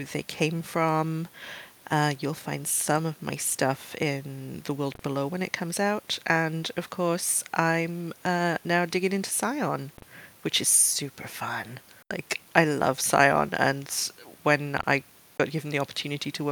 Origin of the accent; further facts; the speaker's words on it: Wales, United Kingdom; I'm a British, specifically Welsh.